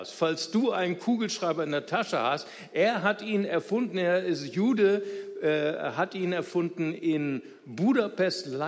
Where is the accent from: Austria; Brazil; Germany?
Brazil; unser größter Gegner als Brasilianer, nicht wahr?